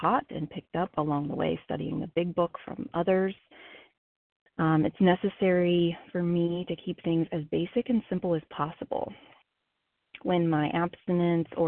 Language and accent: English; Ohio, United States; moved away as an adult; now in South Carolina, United States; I am from Ohio, recently relocated, and now living in South Carolina as of this past week